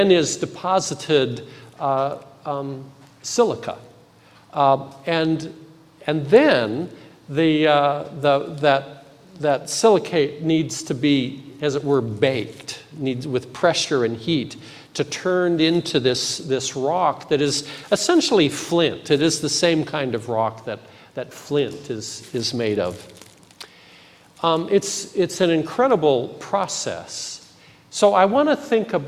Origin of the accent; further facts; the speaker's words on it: Intermountain West, United States; now in Federal Way, United States; my history of growing up in the Intermountain West